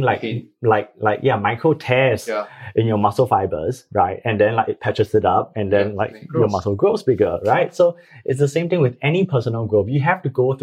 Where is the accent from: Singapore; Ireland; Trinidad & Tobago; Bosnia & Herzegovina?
Singapore; being a Singaporean, we are all very practical